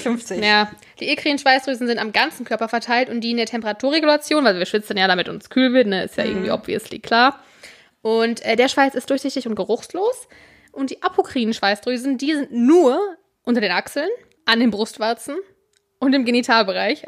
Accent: North Rhine-Westphalia, Germany; born or raised there

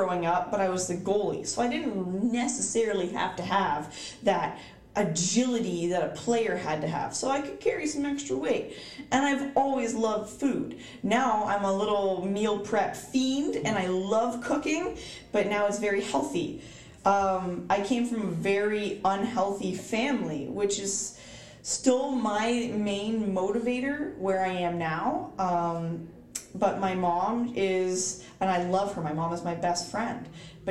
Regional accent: East Coast, United States; I am from the East Coast

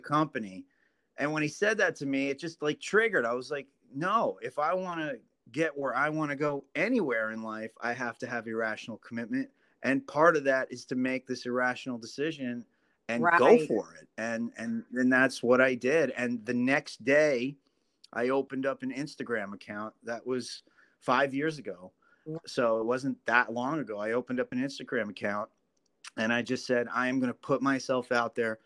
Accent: Ringwood, New Jersey, United States; my hometown, which was called Ringwood, New Jersey

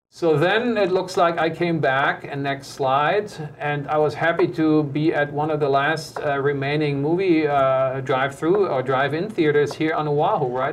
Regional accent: Germany; also born or lived in United States; now in Honolulu, United States; my home country

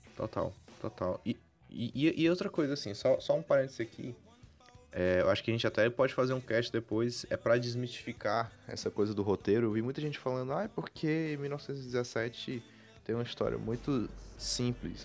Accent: Brazil; como brasileiro

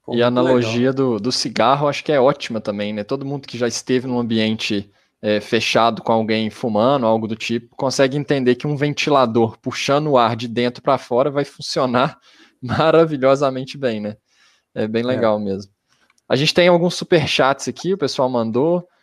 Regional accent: Belo Horizonte, Minas Gerais, Brazil; a gente é de Belo Horizonte

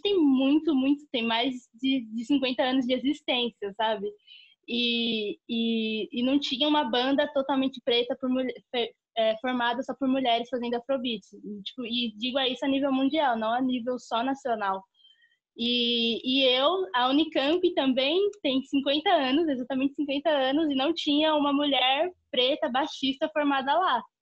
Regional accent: Guarulhos, São Paulo, Brazil; eu cresci no bairro dos Pimentas, em Guarulhos, e onde meus pais ainda moram lá até hoje

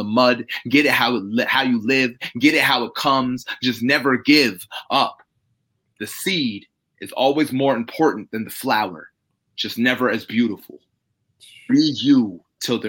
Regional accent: New York, United States; moved away as an adult; also born or lived in Germany; now in Tampa, United States; I came from New York, where I kind of grew up, where I was raised. But I was actually born in Germany.

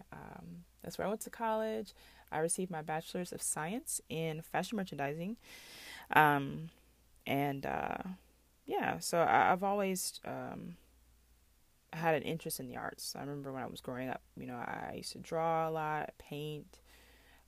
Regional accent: Mississippi, United States; also born or lived in Bolingbrook, Illinois; I am from Bolingbrook, Illinois, originally. I was born there. I moved to Mississippi around age 4

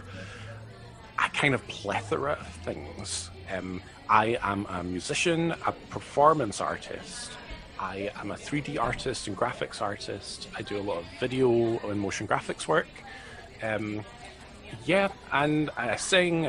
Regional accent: East Kilbride, Scotland, United Kingdom; I am from a little town called East Kilbride

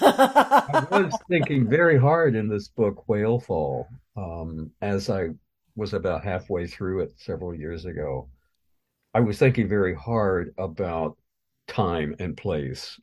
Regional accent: Missouri, United States; moved away as an adult; now in Ohio, United States; I've been in Ohio for longer than I've been, or longer than I lived in my home state of Missouri.

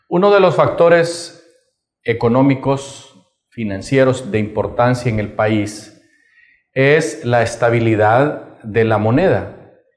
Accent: Honduras

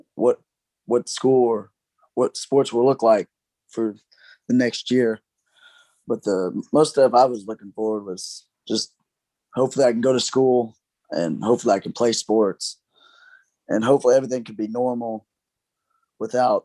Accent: Giddings, Texas, United States; I'm from Giddings High School in Texas

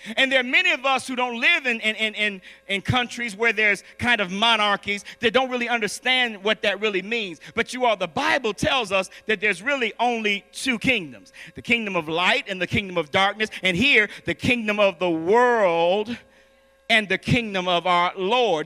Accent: Chicago, Illinois, United States; I'm from Chicago

